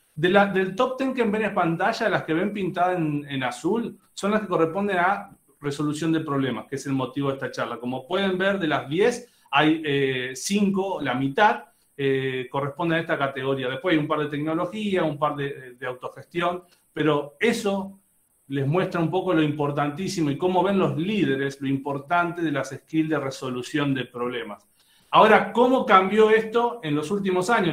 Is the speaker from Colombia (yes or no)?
no; Argentina; accent: Argentine; moved away as an adult; now in Monterrey, Mexico; obviamente lo notan por mi acento, soy argentino, pero siempre digo que soy mitad argentino, mitad mexicano. Hace 13 años que vivo aquí en Monterrey